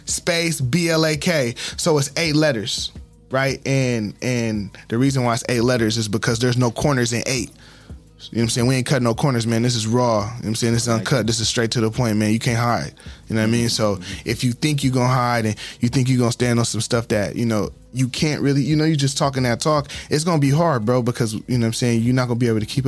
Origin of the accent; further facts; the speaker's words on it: San Diego, California, United States; also born or lived in Fort Carson, Colorado / Fort Campbell, Kentucky; I'm a black man, I'm a San Diegan. I'm saying, I'm a Californian